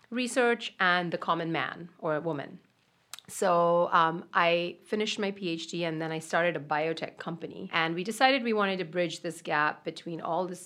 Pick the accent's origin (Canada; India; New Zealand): India; moved away as an adult; also born or lived in Austin, Texas / Boston; now in New York, United States; I grew up in India